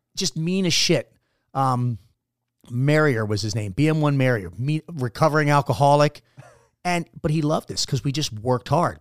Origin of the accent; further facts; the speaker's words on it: Baltimore, Maryland, United States; moved away as an adult; I am a Baltimore native